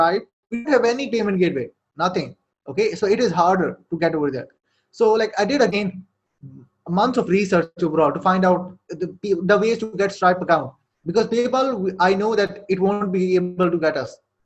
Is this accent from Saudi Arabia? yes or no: yes; Saudi Arabia; English is a second language; moved away as an adult; now in Pakistan; I was born and raised in Saudi Arabia, lived there for like 18 years